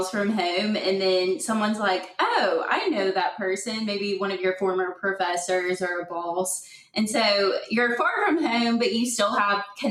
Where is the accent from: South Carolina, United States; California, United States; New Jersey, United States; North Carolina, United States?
South Carolina, United States; my home state of South Carolina